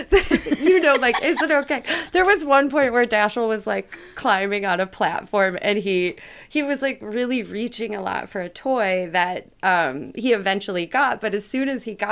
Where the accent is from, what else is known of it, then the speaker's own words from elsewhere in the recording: Midwest, United States; I was raised in the Midwest